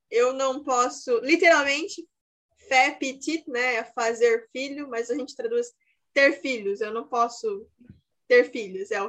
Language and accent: Portuguese; Brazil; Mas eu sou brasileira.